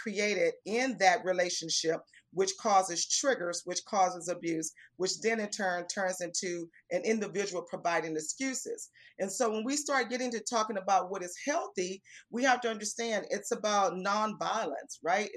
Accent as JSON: {"language": "English", "town": "Houston", "region": "Texas", "country": "United States", "tie": "born or raised there", "also_born_or_lived": "San Antonio, Texas", "said": "I was actually born in San Antonio, Texas. And as a youngster, my parents moved here to Houston, and so I grew up in Houston, Texas."}